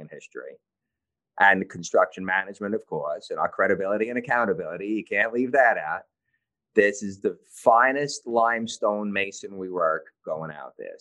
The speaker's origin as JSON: {"language": "English", "town": "New York City", "region": "New York", "country": "United States", "tie": "born or raised there", "said": "I was born and raised in the Canarsie section of Brooklyn"}